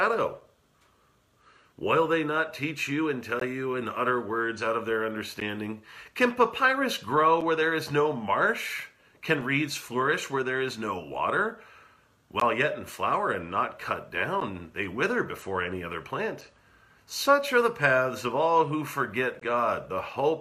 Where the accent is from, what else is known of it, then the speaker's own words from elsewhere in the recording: California, United States; moved away; my hometown in California